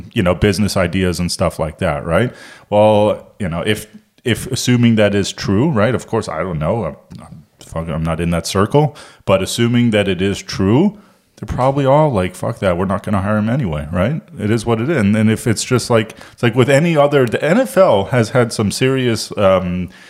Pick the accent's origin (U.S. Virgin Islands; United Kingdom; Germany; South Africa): Germany; also born or lived in Miami, United States; now in Charlotte, United States; I'm from Germany originally